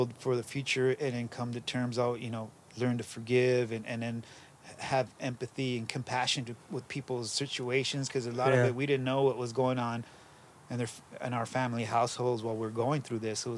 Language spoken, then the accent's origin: English; Los Angeles, California, United States; we grew up in the East Valley